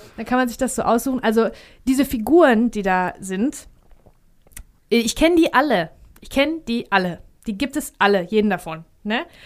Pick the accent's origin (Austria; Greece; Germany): Greece; als Grieche